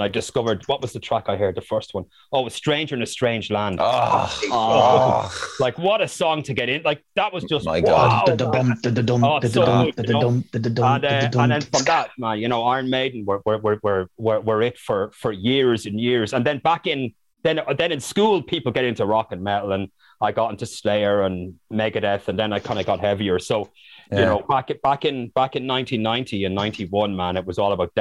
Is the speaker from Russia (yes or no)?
no; Newbridge, County Kildare, Ireland; I'm from Newbridge in Kildare